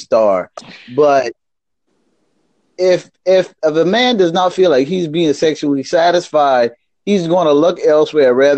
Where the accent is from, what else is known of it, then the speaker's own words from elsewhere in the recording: Charleston, South Carolina, United States; I'm from Charleston, South Carolina, in the United States